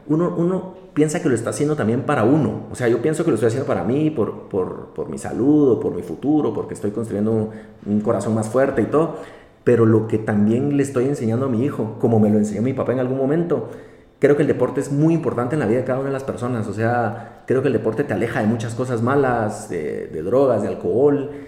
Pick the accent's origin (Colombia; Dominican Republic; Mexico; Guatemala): Guatemala; nosotros como guatemaltecos